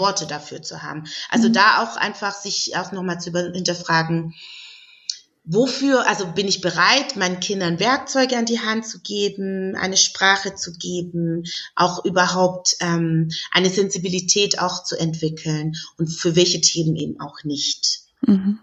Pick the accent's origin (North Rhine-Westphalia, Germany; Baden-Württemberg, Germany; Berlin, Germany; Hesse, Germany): Baden-Württemberg, Germany; Stuttgart; Ich komme ja aus Stuttgart